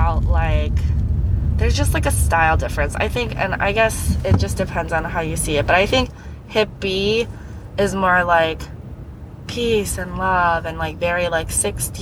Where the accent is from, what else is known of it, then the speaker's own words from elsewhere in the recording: United States; also born or lived in Asia; I was born in Asia, but I was raised here